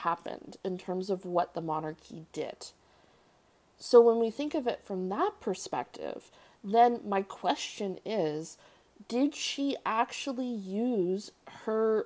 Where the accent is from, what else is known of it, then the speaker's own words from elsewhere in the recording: Canada; I'm Canadian